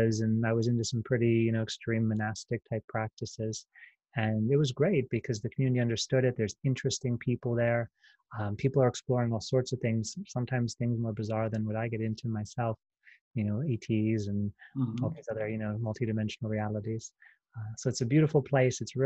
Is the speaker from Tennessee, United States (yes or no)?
no; Pennsylvania, United States; moved away as an adult; now in Sedona, United States; I'm from Pennsylvania